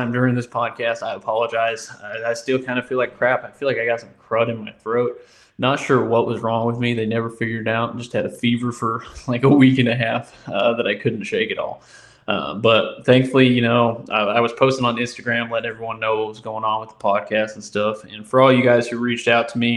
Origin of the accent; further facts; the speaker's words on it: Indiana, United States; I am from Indiana, never been stationed there